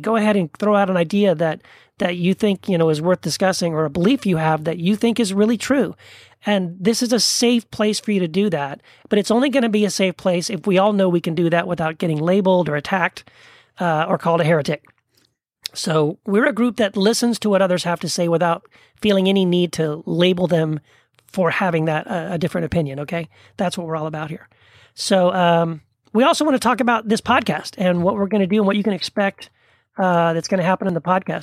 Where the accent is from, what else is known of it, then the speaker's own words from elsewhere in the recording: El Paso, Texas, United States; moved away as an adult; also born or lived in Tennessee; now in Orange County, California, United States; I was born in Tennessee, grew up in El Paso, Texas, where I met my wife, Wendy, and then we moved to Orange County, California